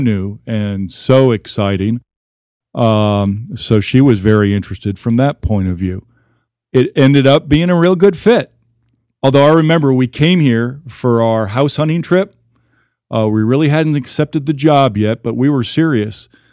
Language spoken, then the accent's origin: English; Houston, Texas, United States; born or raised there; also born or lived in New York City area / Omaha; now in Amarillo, United States